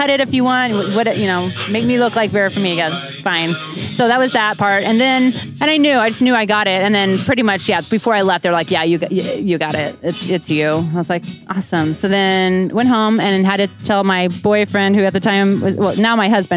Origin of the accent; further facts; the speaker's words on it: Kansas City, United States; I'm from Kansas City.